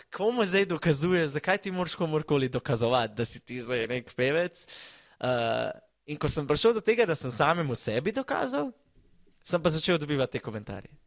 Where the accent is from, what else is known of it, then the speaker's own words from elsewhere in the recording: Slovenia; ker sem iz Slovenije